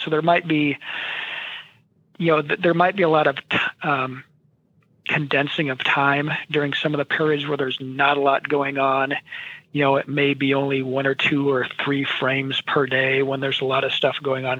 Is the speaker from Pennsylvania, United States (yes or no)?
no; Williamsburg, Iowa, United States; Williamsburg, Iowa, just uh, a little west of Iowa City, uh, which is my hometown